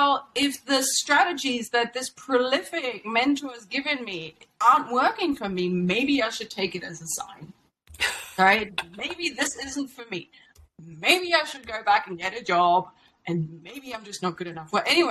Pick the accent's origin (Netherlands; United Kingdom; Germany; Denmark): Germany; moved away as an adult; I moved from Germany as a bright 19-year-old